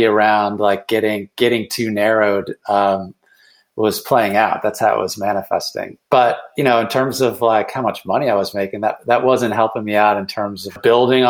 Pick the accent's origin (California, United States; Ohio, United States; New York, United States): Ohio, United States; Cleveland; moved away as an adult; also born or lived in Boston; I then moved back to my hometown of Cleveland